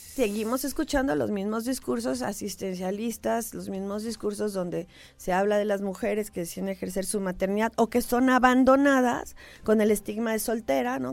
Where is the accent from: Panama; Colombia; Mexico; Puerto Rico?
Mexico